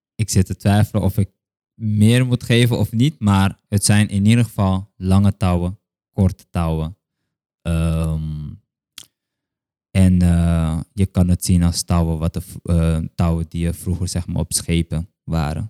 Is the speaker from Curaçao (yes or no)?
yes; Curaçao; ik een kind ben van Curaçao